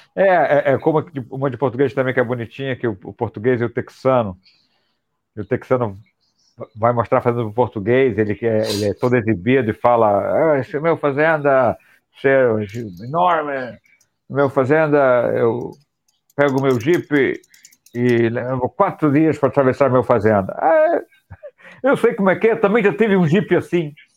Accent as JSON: {"language": "Portuguese", "region": "Rio de Janeiro", "country": "Brazil", "said": "nós cariocas"}